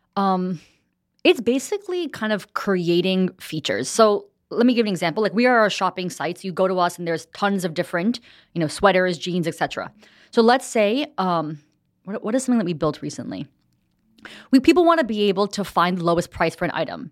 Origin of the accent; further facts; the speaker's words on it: New Jersey, United States; moved away as an adult; also born or lived in New York City; now in Los Angeles, United States; I grew up in New Jersey.